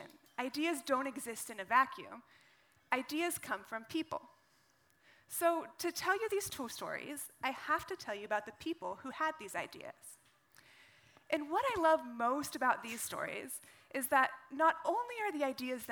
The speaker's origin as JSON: {"language": "English", "town": "Carson City", "region": "Nevada", "country": "United States", "tie": "born or raised there", "said": "I grew up in the western United States, in a state called Nevada"}